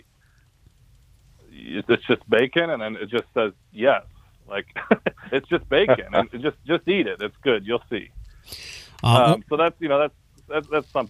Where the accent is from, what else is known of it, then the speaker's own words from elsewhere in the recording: Flint, Michigan, United States; growing up in a low-income family, I'm from Flint, Michigan